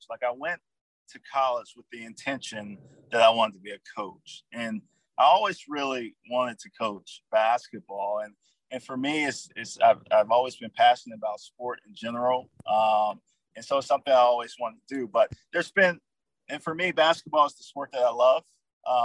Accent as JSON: {"language": "English", "town": "Edgefield", "region": "South Carolina", "country": "United States", "tie": "born or raised there", "moved": "yes", "said": "Born and raised in a small town, Edgefield, South Carolina"}